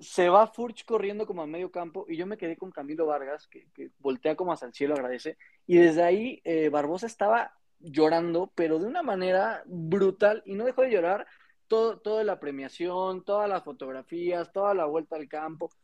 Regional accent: Mexico; nosotros como mexicanos

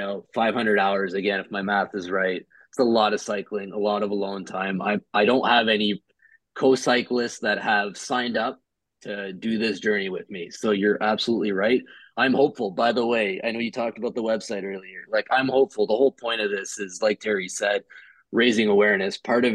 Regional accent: Ottawa, Ontario, Canada; also born or lived in Montreal, Canada / Edmonton, Canada; now in Toronto, Canada; born and raised in Ottawa, grew up in Montreal, half of my youth

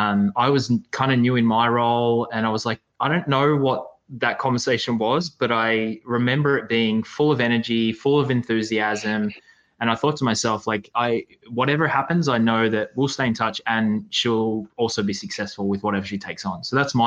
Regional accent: Australia; I do remember cheering against you as an Aussie.

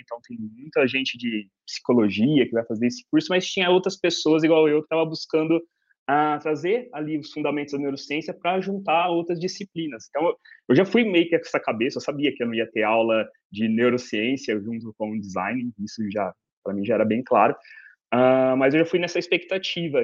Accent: Ribeirão Preto, São Paulo, Brazil; eu sou de Ribeirão Preto, no interior de São Paulo

